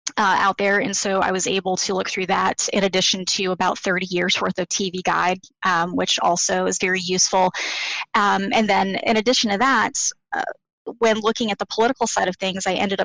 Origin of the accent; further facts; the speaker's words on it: the South, United States; Well, I am from the South